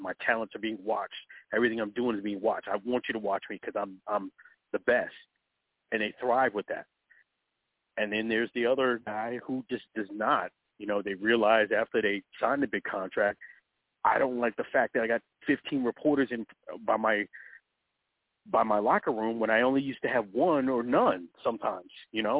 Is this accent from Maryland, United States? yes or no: no; New York City, New York, United States; New York is, you know, that's my hometown, you know, New York, Brooklyn, New York.